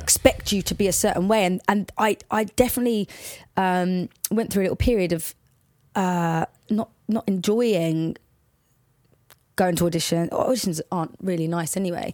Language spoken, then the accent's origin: English; Watford, East of England, United Kingdom; accent: Watford; also born or lived in Liverpool; we, I, we moved to Watford when I was about four or five